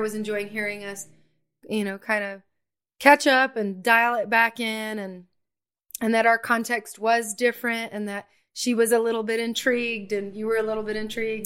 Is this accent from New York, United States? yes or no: no; Atlanta, Georgia, United States; now in Johnson City, United States; back home to Atlanta